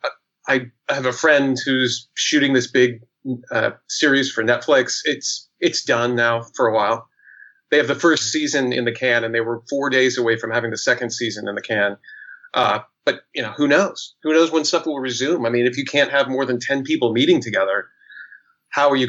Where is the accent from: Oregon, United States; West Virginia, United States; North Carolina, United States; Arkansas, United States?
Oregon, United States; Portland; also born or lived in San Diego / Manhattan; now in New York, United States; I'm originally from Portland, Oregon.